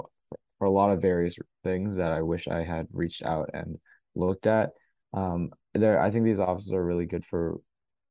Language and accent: English; North Carolina, United States; moved away as an adult; now in Boston, United States; I'm from North Carolina, so a little bit ways away in the South.